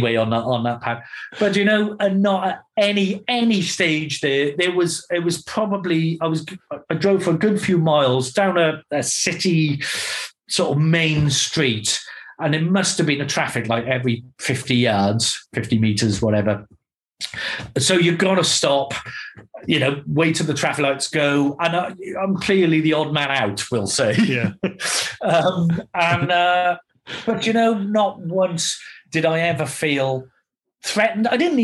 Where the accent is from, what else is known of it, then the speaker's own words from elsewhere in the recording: Barry, Wales, United Kingdom; I'm from Barry.